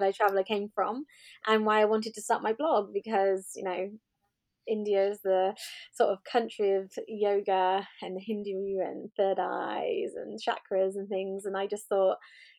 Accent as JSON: {"language": "English", "town": "Swindon", "region": "South West England", "country": "United Kingdom", "tie": "born or raised there", "also_born_or_lived": "Dorset / Wales", "said": "I was born in Dorset. But when I was a child, we moved to Swindon here in Wiltshire, and that's where I grew up for the majority of my life."}